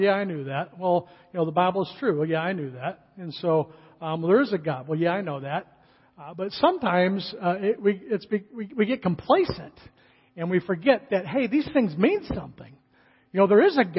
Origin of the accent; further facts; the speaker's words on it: California, United States; moved away; I grew up in California